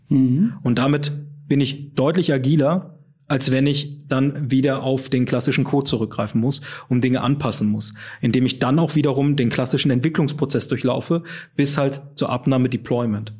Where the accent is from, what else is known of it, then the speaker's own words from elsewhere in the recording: Düsseldorf, North Rhine-Westphalia, Germany; Wobei ich aus dem richtigen Rheinland komme, nämlich aus Düsseldorf.